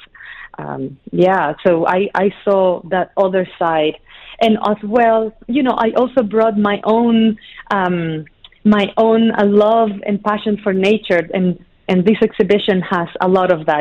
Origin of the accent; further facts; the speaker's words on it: Ecuador; also born or lived in Chile / United Arab Emirates; now in New York City, United States; yes, I was born in Chile. I grew up in Ecuador.